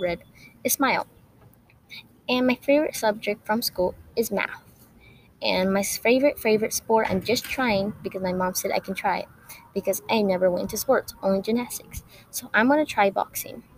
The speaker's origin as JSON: {"language": "English", "town": "San Angelo", "region": "Texas", "country": "United States", "tie": "born or raised there", "said": "I was born in San Angelo, Texas."}